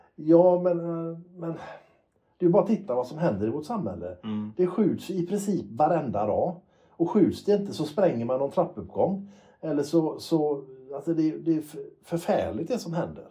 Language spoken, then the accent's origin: Swedish; Gothenburg, Västra Götaland, Sweden; när jag växte upp i Göteborg